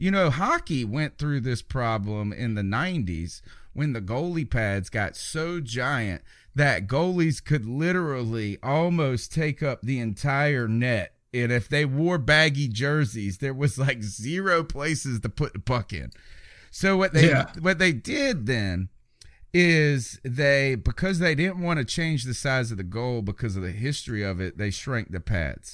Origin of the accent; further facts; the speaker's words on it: United States; I'm American